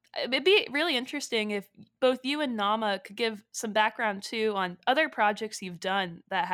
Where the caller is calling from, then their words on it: Washington, District of Columbia, United States; And I'm calling in from Washington, D.C.